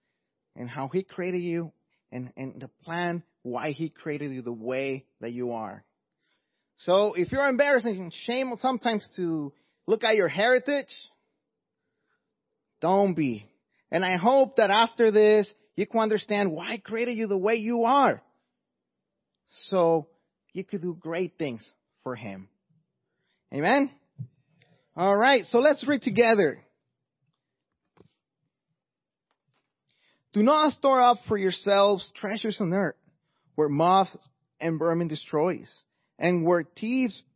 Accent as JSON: {"language": "English", "country": "Mexico", "second_language": "English", "moved": "yes", "said": "as you could hear by my accent, I'm not first generation, I'm actually an immigrant from Mexico."}